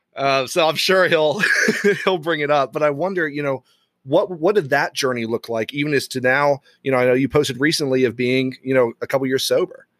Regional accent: Bible Belt of the U.S., United States; moved away; also born or lived in Ireland; I grew up in the Bible Belt of the U.S., and so then I move over to to Europe, to Ireland

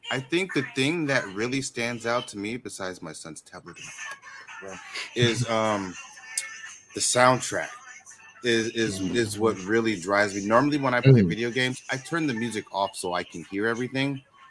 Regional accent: California, United States; I'm born and raised in California. I live in San Diego.

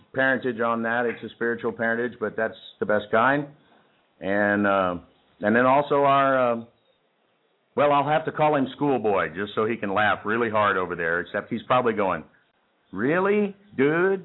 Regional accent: Texas, United States; accent: Texas; people always tell me they love my Texas accent

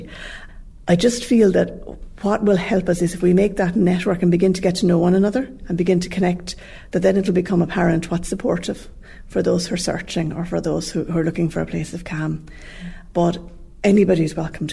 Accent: Limerick, Munster, Ireland; moved away as an adult; now in Clarecastle, Ireland; Limerick was the centre place, so that's where we grew up in Cardavon

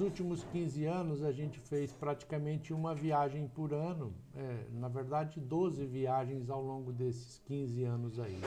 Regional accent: Ivatuba, Paraná, Brazil; also born or lived in Maringá; now in Umuarama, Brazil; Eu sou natural de Ivatuba, uma pequena cidade aqui próxima a Maringá. Sim. Tá? Fiquei em Ivatuba até os 18 anos de idade

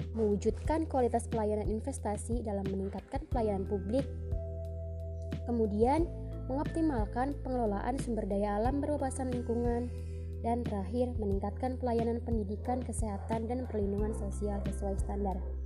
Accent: Demak, Central Java, Indonesia; asal daerah saya, yaitu Kabupaten Demak

